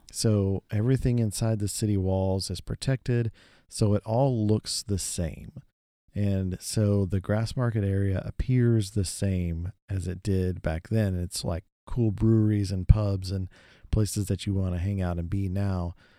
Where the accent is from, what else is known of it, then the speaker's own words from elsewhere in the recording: Texas, United States; we're from Texas